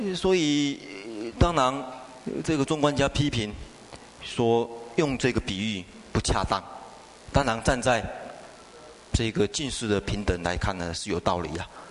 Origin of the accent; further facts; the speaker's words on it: China; 比较对我们中国人来讲比较容易懂